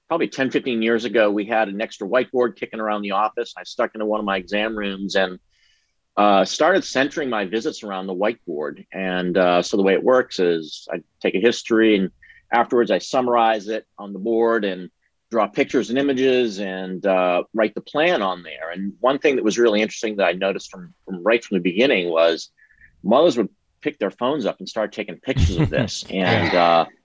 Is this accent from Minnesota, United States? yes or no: no; New England, Massachusetts, United States; moved away as an adult; now in Texas, United States; I grew up in New England